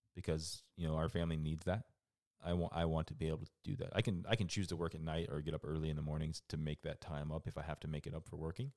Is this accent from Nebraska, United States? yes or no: no; Florida, United States; moved away as an adult; I grew up in Florida